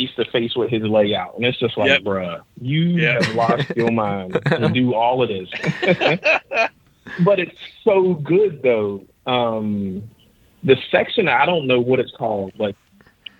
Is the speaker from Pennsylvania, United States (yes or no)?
yes; Pittsburgh, Pennsylvania, United States; moved away; My dad and his family, they're in Pittsburgh, where we grew up